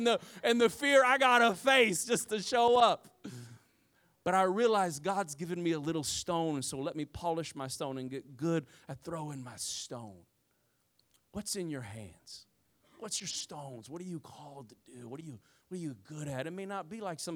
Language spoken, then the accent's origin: English; Midwest, United States; I'm from the Midwest, y'all.